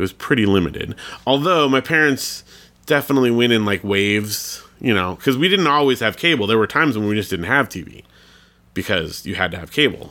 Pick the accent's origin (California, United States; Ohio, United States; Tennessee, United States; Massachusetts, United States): California, United States; Big Bear; I grew up in Big Bear